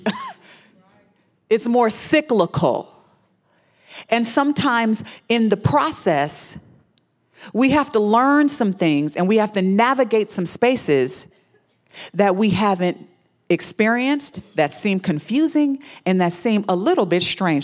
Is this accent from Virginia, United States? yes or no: no; Houston, Texas, United States; I was born in Houston, Texas.